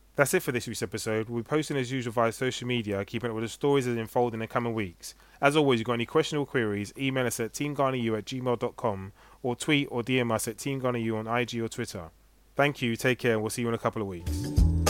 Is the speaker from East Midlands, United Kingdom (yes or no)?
no; London, United Kingdom; Being British-born from London